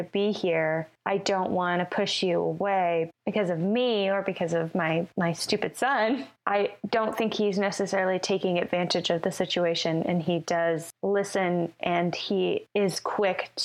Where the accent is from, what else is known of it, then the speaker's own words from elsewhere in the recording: the South, United States; I grew up in the South